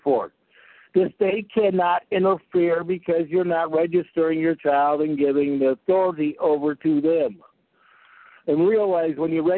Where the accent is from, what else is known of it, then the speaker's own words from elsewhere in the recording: California, United States; I grew up in California.